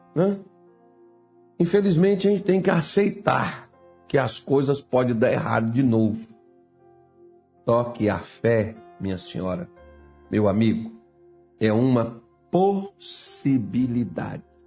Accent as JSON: {"language": "Portuguese", "country": "Brazil", "said": "eu ainda sou brasileiro, ainda sou crente"}